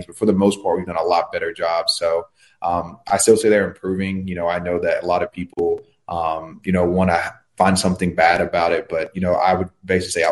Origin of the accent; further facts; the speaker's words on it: Tallahassee, Florida, United States; I was born in Tallahassee. Most of my family lives in Tallahassee